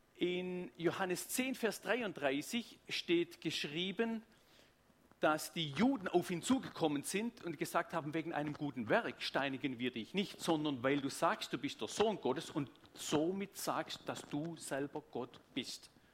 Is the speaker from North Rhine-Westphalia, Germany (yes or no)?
no; Tübingen, Baden-Württemberg, Germany; accent: Swabian; Sonst wäre es einfach Schwäbisch. Ich komme aus Tübingen